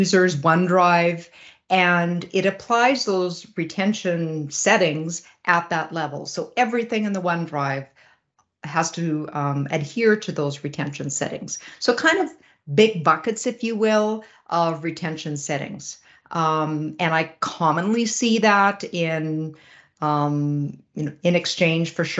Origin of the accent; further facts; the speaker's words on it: Regina, Saskatchewan, Canada; I hail from Western Canada in Regina, Saskatchewan